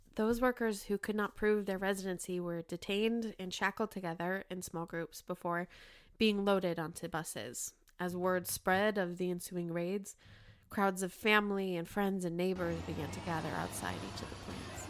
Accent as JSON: {"language": "English", "town": "Bountiful", "region": "Utah", "country": "United States", "tie": "born or raised there", "moved": "yes", "lives_now": "Georgia, United States", "said": "I was born and raised in Bountiful, Utah"}